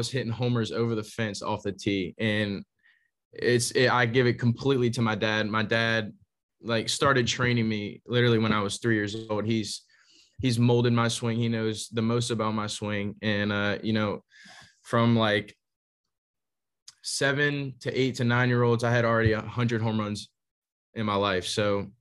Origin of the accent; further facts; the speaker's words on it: Slidell, Louisiana, United States; also born or lived in Berwick, Louisiana; I grew up in Slidell, Louisiana. It's right outside of New Orleans.